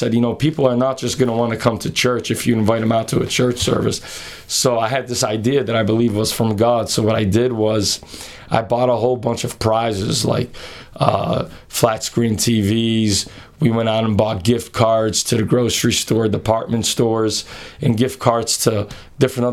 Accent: Massachusetts, United States; my hometown where I grew up in the state of Massachusetts

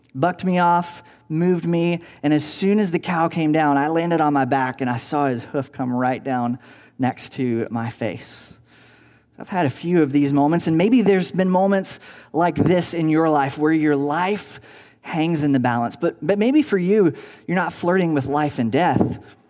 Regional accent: Tennessee, United States; moved away as an adult; also born or lived in Virginia; now in Southern California, United States; I grew up in Tennessee, uh, where we had tornadoes

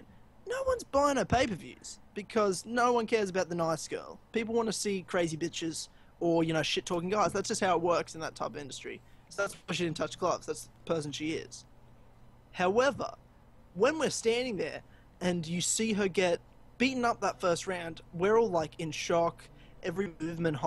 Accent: Melbourne, Victoria, Australia; Melbourne, my hometown

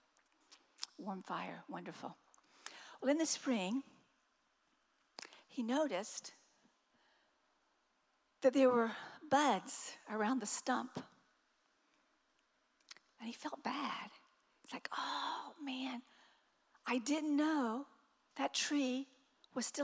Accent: the South, United States; I'm from the South.

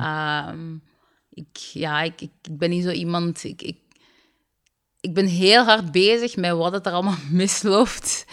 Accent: Limburg, Flanders, Belgium; also born or lived in Sierra Leone; Ik ben opgegroeid in Limburg

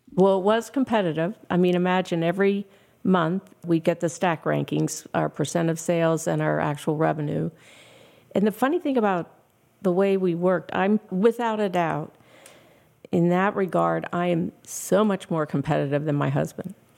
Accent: Pittsburgh, Pennsylvania, United States; moved away as an adult; also born or lived in Ohio / Houston, Texas; I was teaching school back at my hometown in Pittsburgh

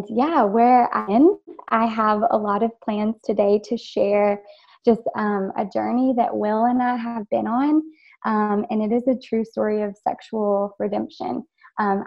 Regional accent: Arkansas, United States; I grew up in Arkansas

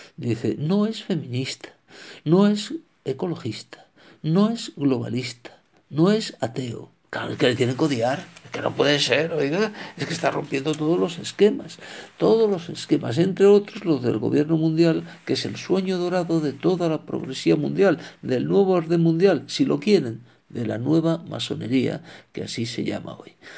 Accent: Spain; como español e hispano, por lo tanto, que soy

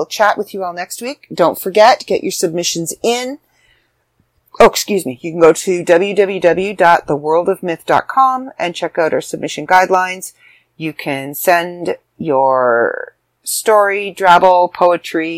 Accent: Canada; I'm Canadian

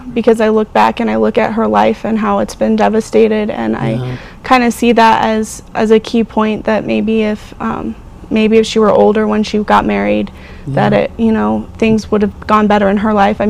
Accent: Sandy, Utah, United States; I was born in Sandy, Utah

